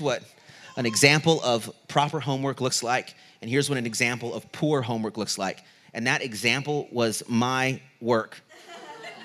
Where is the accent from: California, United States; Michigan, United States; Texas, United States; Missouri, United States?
California, United States; Southern; moved away as an adult; also born or lived in Redding, California; Southern California, I grew up 15 minutes from the border. In Southern California, on the lower eastern part of California